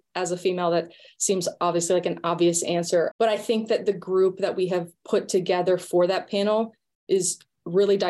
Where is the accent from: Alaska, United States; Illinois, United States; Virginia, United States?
Virginia, United States; Richmond; I actually grew up in Richmond, Virginia, which is where the ECNL is based out